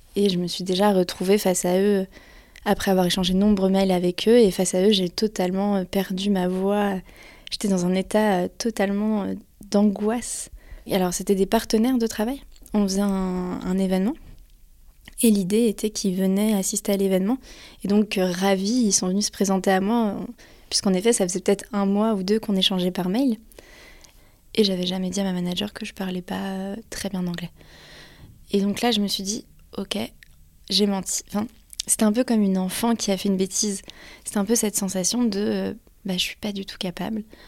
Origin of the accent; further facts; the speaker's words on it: France; je suis française